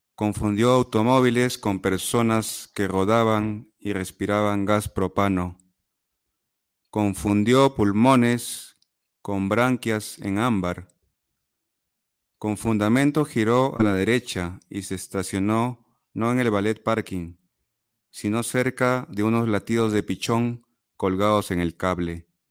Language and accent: Spanish; Chiclayo, Lambayeque, Peru; moved away; also born or lived in Lima; soy de Chiclayo, es una ciudad al, al norte de Perú